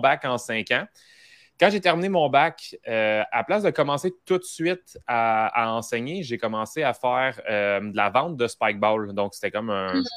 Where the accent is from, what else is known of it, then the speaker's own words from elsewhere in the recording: Mascouche, Quebec, Canada; j'étais de Mascouche